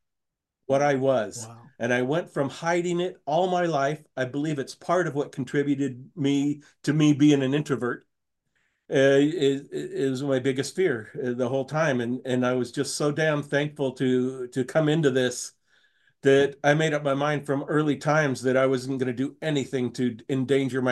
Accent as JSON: {"language": "English", "region": "Washington", "country": "United States", "tie": "born or raised there", "said": "I grew up in Washington State"}